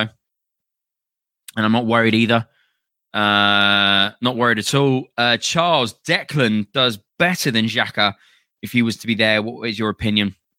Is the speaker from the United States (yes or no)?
no; London, United Kingdom; moved away as an adult; also born or lived in Finchley, London / near Derby; now in Derby, United Kingdom; I'm from London. Uh, I'm from Finchley. I grew up in Camden